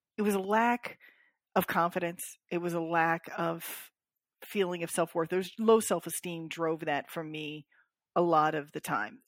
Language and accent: English; Florida, United States; I'm from Florida